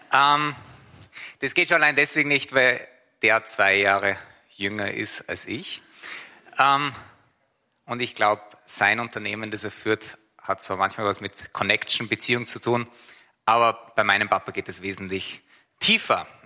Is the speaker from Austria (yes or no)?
yes; Austria; Ich bin Österreicher